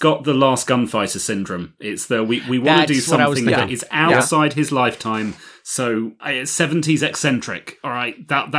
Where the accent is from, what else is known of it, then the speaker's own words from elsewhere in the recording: United Kingdom; accent: British; My British accent is too plausible though